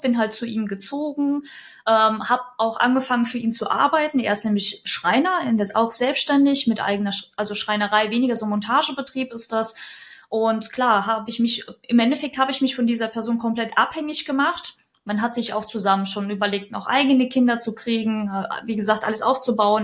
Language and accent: German; Kyiv, Ukraine; now in Lower Franconia, Germany; geboren bin ich gebürtig in Kiew ist aber schon sehr, sehr lang her und wohne auch schon unglaublich viele Jahre in Deutschland